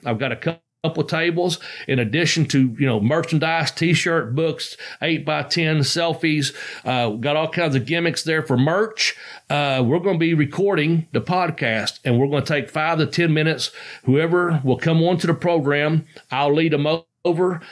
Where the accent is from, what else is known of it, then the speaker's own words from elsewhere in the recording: Ashland, Kentucky, United States; it's in my hometown